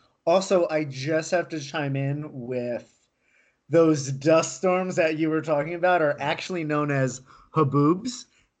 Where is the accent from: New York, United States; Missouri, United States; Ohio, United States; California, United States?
New York, United States; moved away as an adult; now in Arizona, United States; I'm a New Yorker.